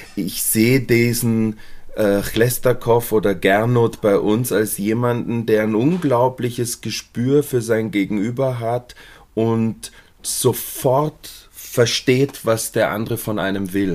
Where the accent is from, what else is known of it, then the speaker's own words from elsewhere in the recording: Munich, Bavaria, Germany; ich bin in München aufgewachsen